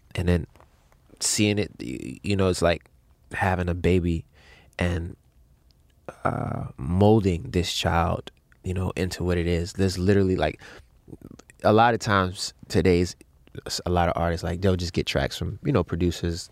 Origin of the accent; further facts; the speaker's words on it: Baltimore, Maryland, United States; growing up in Baltimore to being in the music business